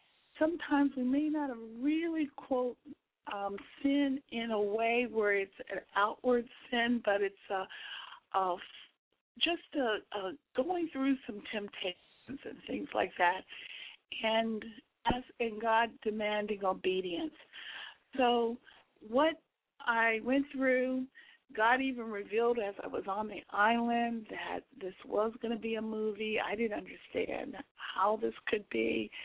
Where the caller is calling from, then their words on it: Houston, Texas, United States; Right now I'm calling from Houston, Texas.